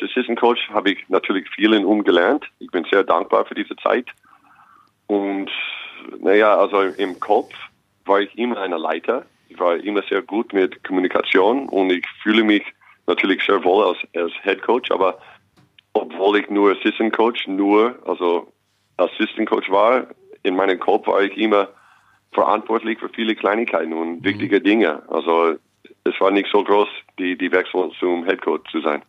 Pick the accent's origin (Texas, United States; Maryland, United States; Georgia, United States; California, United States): California, United States; Los Angeles; German is a second language; moved away as an adult; also born or lived in Long Beach / New York / Austria / Ulm; now in Braunschweig, Germany; ich bin in Los Angeles geboren und aufgewachsen, dann nach New York